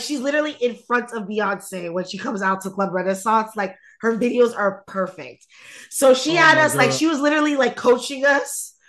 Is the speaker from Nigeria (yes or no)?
yes; Nigeria; as a Nigerian, as an Igbo person, it doesn't mean shit.